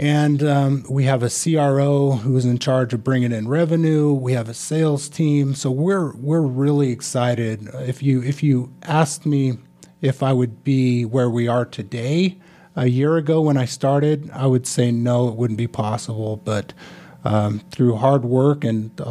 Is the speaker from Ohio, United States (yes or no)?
no; Smoot, Wyoming, United States; moved away as an adult; also born or lived in Sacramento, California / New York City / Provo, Utah; now in Utah, United States; I grew up in a town called Smoot, Wyoming, population 100.